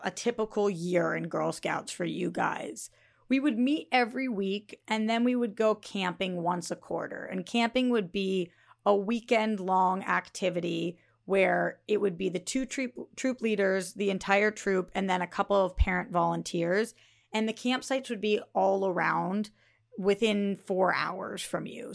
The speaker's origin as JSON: {"language": "English", "region": "Northeast", "country": "United States", "tie": "born or raised there", "said": "growing up in the Northeast where it was freezing"}